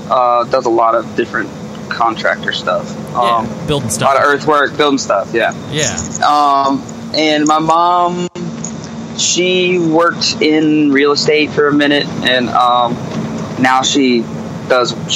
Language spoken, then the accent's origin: English; South Carolina, United States; Carolina is already kind of a forgotten state. Like everywhere we go, people think we're from North Carolina.